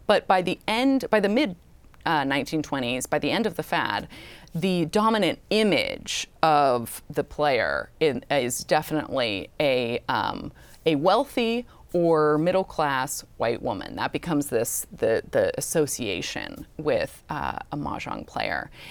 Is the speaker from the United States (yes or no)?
yes; Orange County, Southern California, United States; Orange County, which is where I grew up